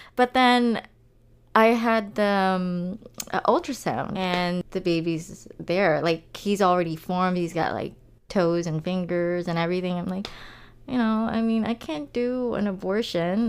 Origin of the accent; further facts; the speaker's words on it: Philippines; moved away; growing up in the Philippines